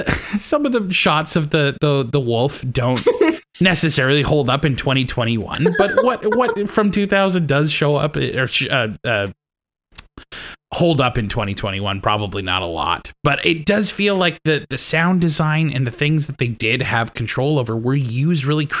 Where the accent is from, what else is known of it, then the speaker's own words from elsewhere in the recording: Saskatchewan, Canada; moved away; I grew up in Saskatchewan and bush parties were the big thing